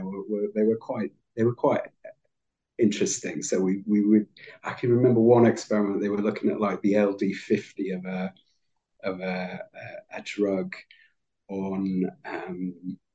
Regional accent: Manchester, North West England, United Kingdom; also born or lived in Leeds; I'm actually a Lancastrian, so I'm from Manchester

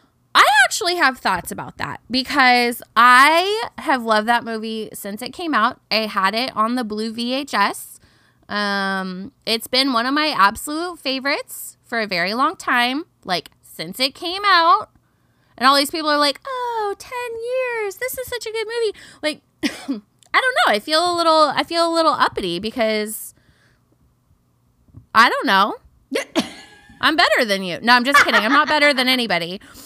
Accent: Pacific Northwest, United States; also born or lived in Southern United States; I noticed, so as we know, I lived in the South for a long time. And being from the Pacific Northwe

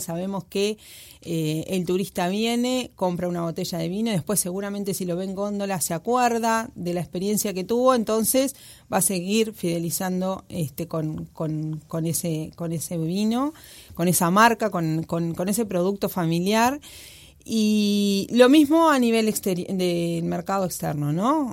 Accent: Uruguay

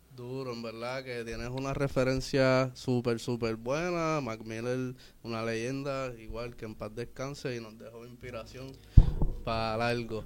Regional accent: San Juan, Puerto Rico; nos criamos en Villa Palmera

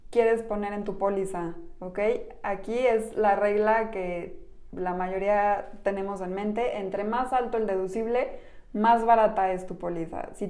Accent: Mexico

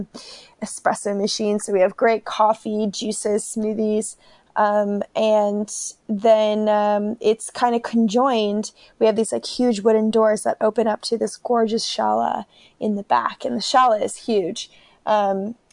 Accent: Burlington, Vermont, United States; also born or lived in Georgia; We moved from the Republic of Georgia to Vermont. And Burlington, Vermont is where I grew up.

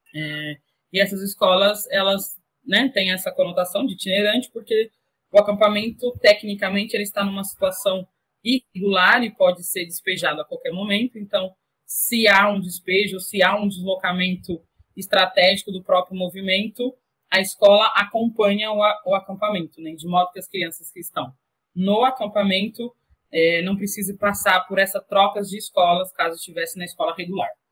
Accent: Inocência, Mato Grosso do Sul, Brazil; cidade de Inocência, Mato Grosso do Sul, cidade onde eu cresci

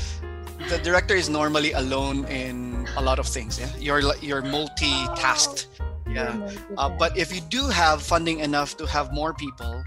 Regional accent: Philippines; moved away; I come from the Philippines, our culture there is very open to the arts

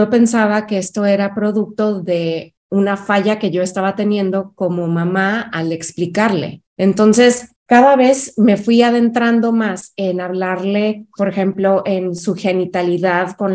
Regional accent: Mexico City, Mexico; Yo crecí en varias ciudades de México. Eh, me dedico, pero soy originaria de la Ciudad de México. Entonces soy chilanga.

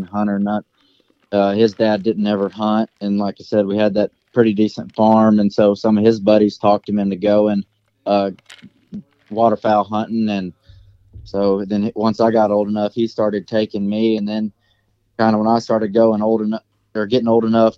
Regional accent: Georgia, United States; moved away as an adult; now in Cherokee, Oklahoma, United States; I grew up in Georgia. I guess I lived there 19 years, and then I've lived in Oklahoma for a little over 3 now.

